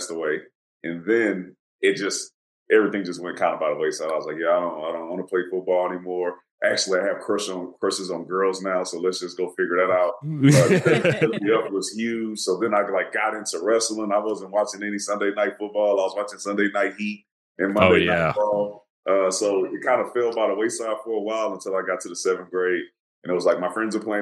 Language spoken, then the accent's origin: English; Houston, Texas, United States; I'm from Houston. My family is, most of my family's from Louisiana, small town, Alexandria, Louisiana